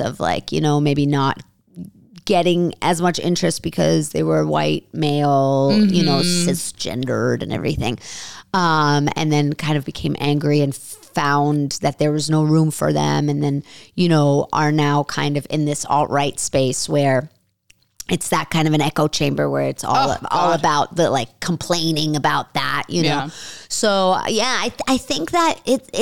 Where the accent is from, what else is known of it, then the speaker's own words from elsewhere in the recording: New York, United States; I'm Jewish and, you know, I grew up in New York